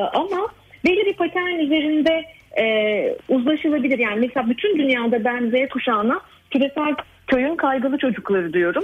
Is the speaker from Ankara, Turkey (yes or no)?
yes; Ankara, Turkey; benim gençliğimi geçirdiğim Ankara'da geçti benim e, çocukluğum ve gençliğim.